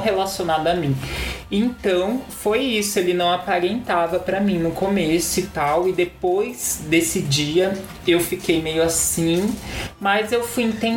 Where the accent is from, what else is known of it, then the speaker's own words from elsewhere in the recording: Itu, São Paulo, Brazil; moved away as an adult; now in São Paulo, Brazil; eu sou de Itu, interior de São Paulo, lá do mundo das vacas, do mato, bem tranquilo